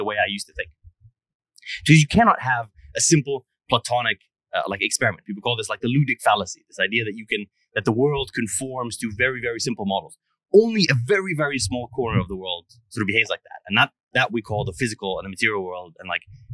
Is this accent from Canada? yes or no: no; Egypt; now in United States; I grew up in Egypt